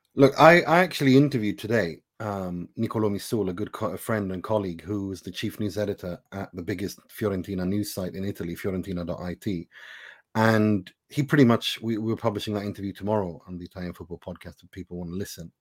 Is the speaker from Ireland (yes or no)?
no; Sweden; also born or lived in Iran; I am born in Iran. I was raised in Sweden